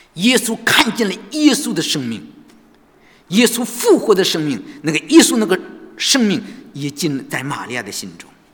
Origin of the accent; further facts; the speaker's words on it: China; 我们中国人好像都知道，